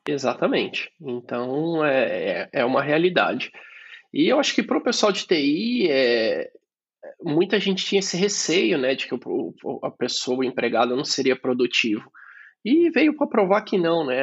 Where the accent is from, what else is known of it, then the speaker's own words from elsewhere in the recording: Sorocaba, São Paulo, Brazil; moved away as an adult; now in Italy; eu nasci em Sorocaba, interior de São Paulo